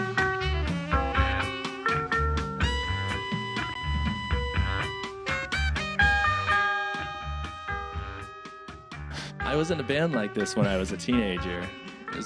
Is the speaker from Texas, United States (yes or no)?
no; Chico, California, United States; I grew up in Chico, California